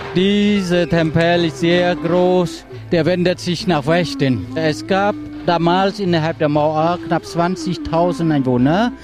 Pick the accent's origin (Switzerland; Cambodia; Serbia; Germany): Cambodia; German is a second language; Ich bin am äh, August 1967 geboren in Ankopach